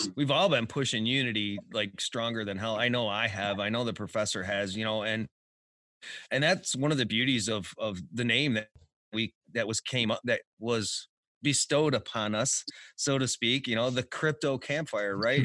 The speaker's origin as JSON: {"language": "English", "town": "Detroit", "region": "Michigan", "country": "United States", "said": "I'm from Detroit"}